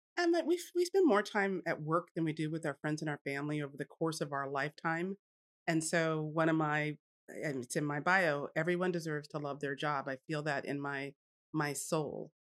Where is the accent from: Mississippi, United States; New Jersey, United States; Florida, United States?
New Jersey, United States; Jersey Shore; moved away as an adult; now in Texas, United States; I grew up on the Jersey Shore